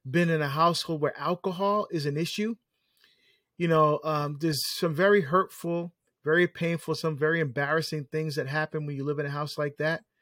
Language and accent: English; New Jersey, United States; I, I, I uh, was asked to speak in my home state of New Jersey